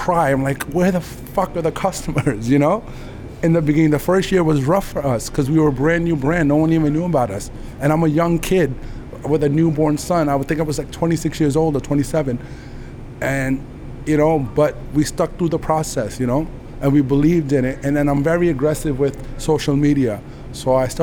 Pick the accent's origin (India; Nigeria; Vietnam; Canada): India; moved away; also born or lived in Queens, New York; I'm from India